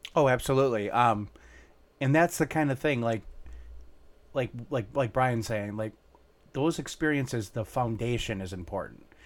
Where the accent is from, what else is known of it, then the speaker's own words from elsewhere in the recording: Minnesota, United States; we grew up in Minnesota